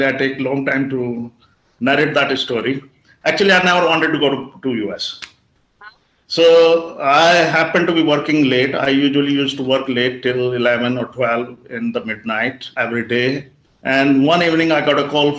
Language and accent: English; Muzaffarnagar, Uttar Pradesh, India; I come from Muzaffarnagar